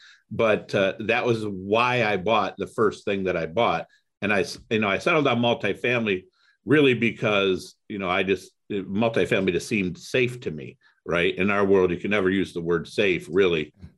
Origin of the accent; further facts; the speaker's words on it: Toledo, Ohio, United States; So I grew up in Toledo, Ohio. Went to University of Toledo, got my undergrad in finance.